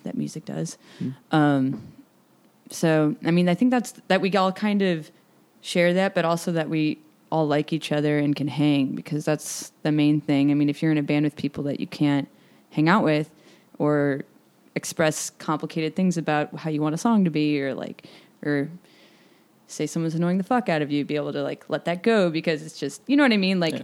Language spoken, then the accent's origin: English; Kansas City, Missouri, United States; I'm from Kansas City. Um, I grew up here